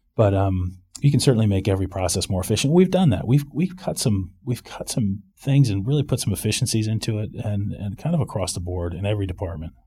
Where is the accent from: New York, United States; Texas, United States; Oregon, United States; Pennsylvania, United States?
New York, United States; Rye; moved away as an adult; also born or lived in Greenwich, Connecticut / Maryland / San Francisco; now in Winter Park, United States; I was born in Greenwich, Connecticut, grew up in Rye, New York